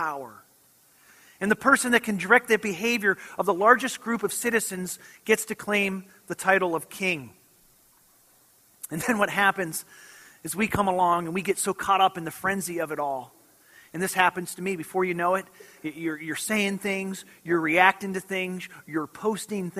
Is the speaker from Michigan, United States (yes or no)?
yes; Michigan, United States; I grew up in Michigan and was from a little town that was right on the shores of Lake Michigan.